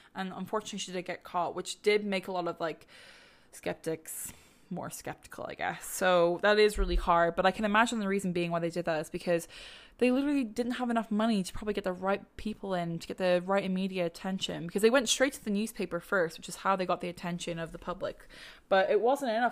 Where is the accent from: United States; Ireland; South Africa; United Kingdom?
Ireland; As an Irish person, we love to put a few legs on our stories.